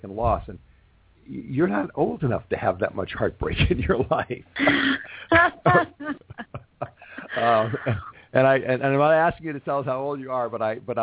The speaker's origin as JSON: {"language": "English", "town": "Los Angeles", "region": "California", "country": "United States", "tie": "born or raised there", "said": "my hometown. It is the music capital of the world"}